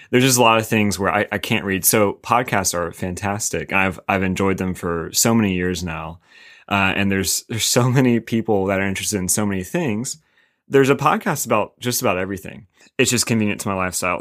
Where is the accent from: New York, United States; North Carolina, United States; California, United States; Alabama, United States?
North Carolina, United States; Winston-Salem; now in Raleigh, United States; I'm from Winton Salem